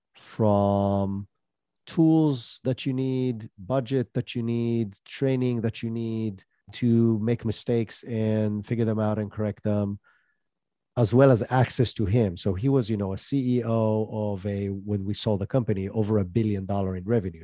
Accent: Israel; moved away as an adult; also born or lived in United States; I'm originally from Israel, moved to the U S with that tech startup, lived there

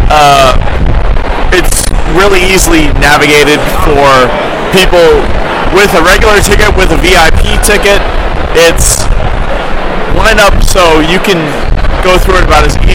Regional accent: New Jersey, United States; I'm from New Jersey, so I'm a little bit of a New Jersey drinker.

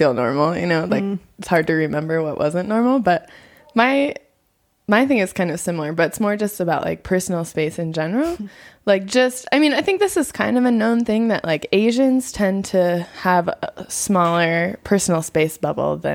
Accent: United States; moved away as an adult; now in Nepal; I am from America.

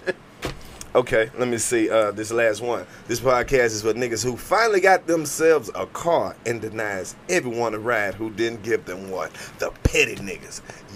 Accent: Mississippi, United States; moved away; I'm from Mississippi.

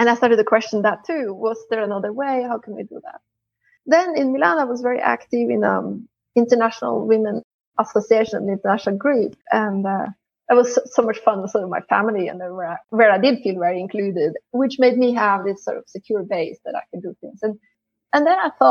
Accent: Norway; moved away as an adult; also born or lived in Italy; I'm originally from Norway and I grew up there

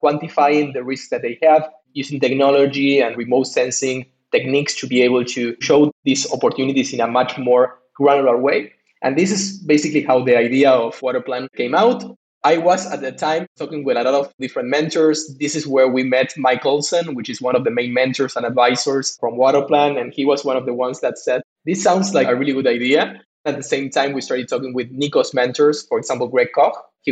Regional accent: Ushuaia, Tierra del Fuego, Argentina; moved away as an adult; also born or lived in Buenos Aires, Argentina; I'm also originally from Argentina, from the Patagonia, actually, from a small city in the bottom of the world, which is called Ushuaia.

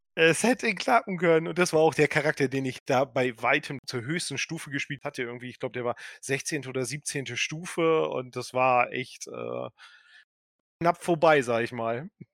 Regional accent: Delmenhorst, Lower Saxony, Germany; moved away as an adult; now in Berlin, Germany; Ich komme aus der Nähe von Bremen, aus dem sagenumworbenen Delmhorst

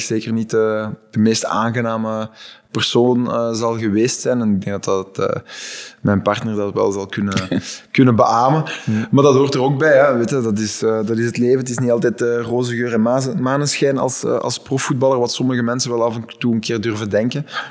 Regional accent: Flanders, Belgium; als Vlaming

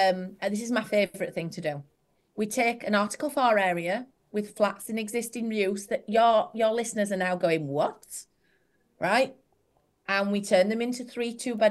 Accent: Yorkshire and the Humber, United Kingdom; I'm from Yorkshire

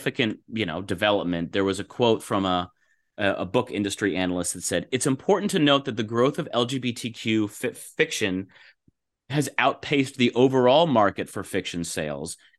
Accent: Los Angeles, California, United States; my hometown in Los Angeles

